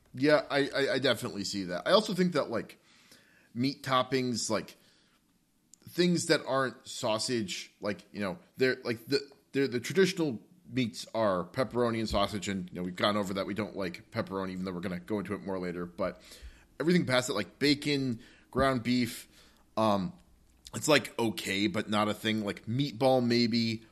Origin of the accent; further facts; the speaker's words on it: Northern New Jersey, United States; We're both from Northern New Jersey